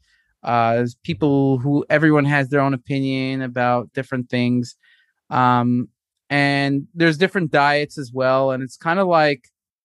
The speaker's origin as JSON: {"language": "English", "town": "New York City", "region": "New York", "country": "United States", "tie": "born or raised there", "also_born_or_lived": "San Luis Obispo, California / Newport Beach, California", "moved": "as an adult", "lives_now": "Tel Aviv, Israel", "said": "I grew up in Brooklyn, New York."}